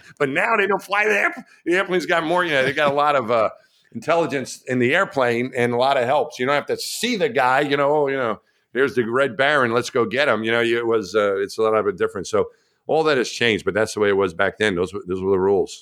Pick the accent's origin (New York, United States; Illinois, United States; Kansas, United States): New York, United States; Long Island; moved away; I grew up in New York